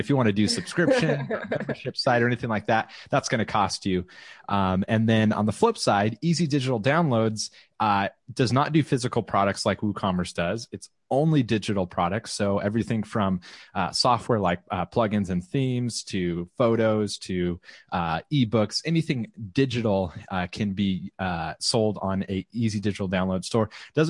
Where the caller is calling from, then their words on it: Round Rock, Texas, United States; I'm broadcasting from the Austin, Texas area, and Leslie always gets mad, more specifically Round Rock.